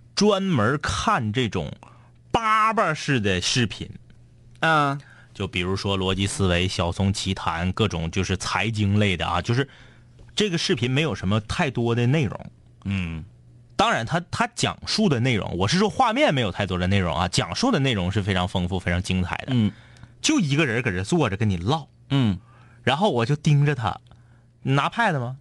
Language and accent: Chinese; Liaoning, China; 我们老家有，辽宁老家有